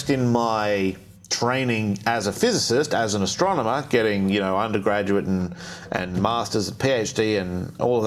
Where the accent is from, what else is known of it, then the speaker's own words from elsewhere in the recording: Australia; I grew up in Australia